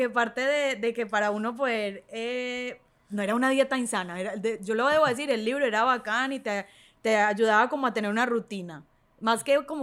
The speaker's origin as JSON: {"language": "Spanish", "town": "Medellín", "region": "Antioquia", "country": "Colombia", "moved": "as an adult", "lives_now": "Chile", "said": "Yo soy de Medellín. Sí. Vivo en Chile hace cinco años."}